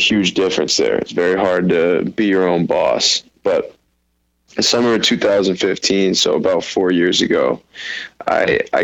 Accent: Portland, Maine, United States; I'm from Portland, Maine

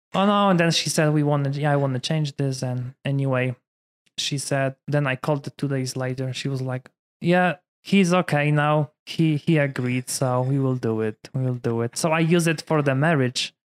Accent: Poland; English is a second language; moved away as an adult; also born or lived in Michigan, United States; now in Denver, United States; I was born in Poland, different culture.

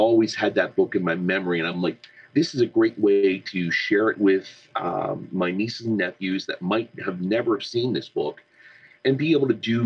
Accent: Southwestern Pennsylvania, United States; I'm from Southwestern PA

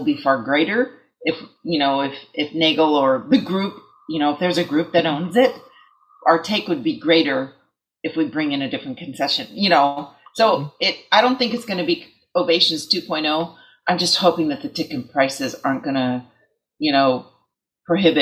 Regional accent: East Bay, California, United States; I grew up in the East Bay.

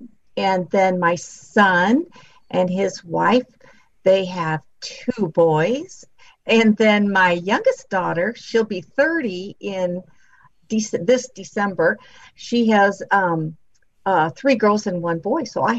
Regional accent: St. Louis, Missouri, United States; I was born and raised in St. Louis, Missouri. I grew up in Webster Groves

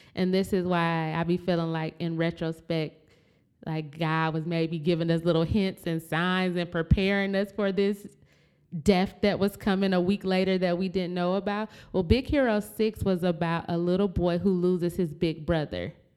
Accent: Flint, Michigan, United States; we're from Flint, Michigan

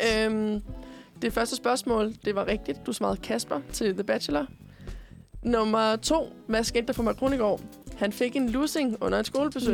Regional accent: Korsør, Zealand, Denmark; og jeg er fra Korsør.

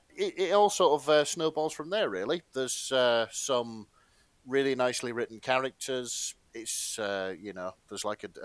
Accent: Hull, Yorkshire and the Humber, United Kingdom; I'm from Hull

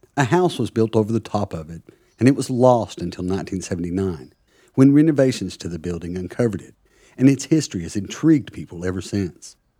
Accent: United States; now in Plymouth, United Kingdom; As an American, I love living in Plymouth.

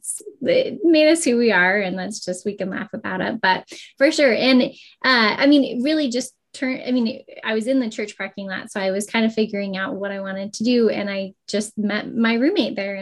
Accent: Orem, Utah, United States; moved away as an adult; also born or lived in Albuquerque, New Mexico; I grew up in Orem here in Utah

